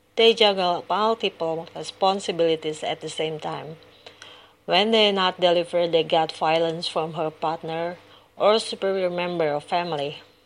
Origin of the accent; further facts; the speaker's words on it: Indonesia; from Indonesia